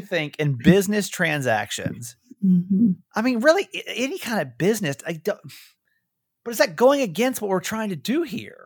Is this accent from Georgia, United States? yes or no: yes; Georgia, United States; I'm from Georgia. Georgia